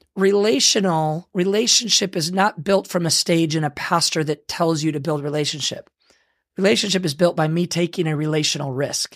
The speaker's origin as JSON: {"language": "English", "region": "Michigan", "country": "United States", "tie": "born or raised there", "moved": "yes", "said": "I grew up in Michigan"}